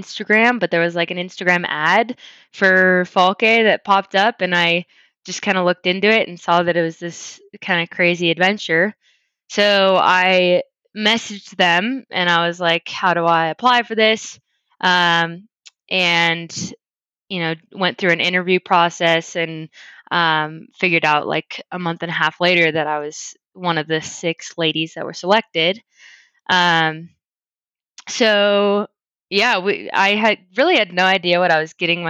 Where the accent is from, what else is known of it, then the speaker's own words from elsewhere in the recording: Louisville, Colorado, United States; moved away as an adult; also born or lived in Spokane, Washington; I grew up in Louisville, Colorado, little town outside of Boulder.